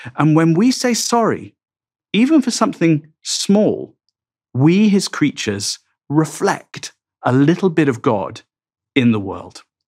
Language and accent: English; England, United Kingdom; I'm English